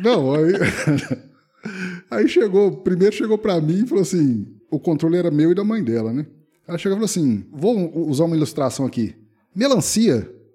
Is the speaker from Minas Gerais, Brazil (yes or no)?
yes; Minas Gerais, Brazil; eu sou mineiro, né? Nascido e residente em Minas até hoje. Nunca saí de Minas a não ser que a não ser para passeio. Nunca morei fora.